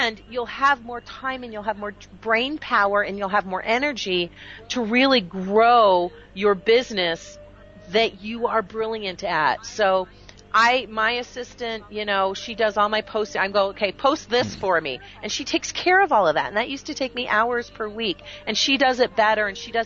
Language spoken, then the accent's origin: English; Canada; now in United States; I'm now American by choice. I was born Canadian